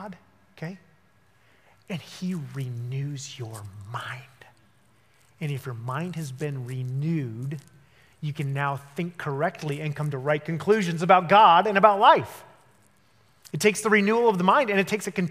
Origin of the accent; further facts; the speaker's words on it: Denver, Colorado, United States; moved away; I was from Denver, Colorado. That's where I grew up